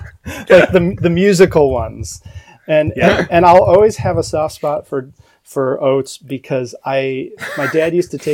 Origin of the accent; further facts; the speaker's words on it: Milwaukee, Wisconsin, United States; growing up in Milwaukee